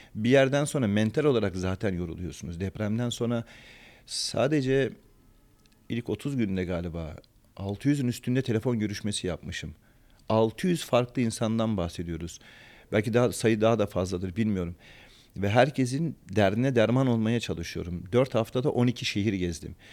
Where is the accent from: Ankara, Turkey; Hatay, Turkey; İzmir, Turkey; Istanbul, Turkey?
Hatay, Turkey; Antakya; also born or lived in Sivas; ben de Sivaslıyım aslen ama kendimi o kadar Antakyalı, o kadar Hataylı hissediyorum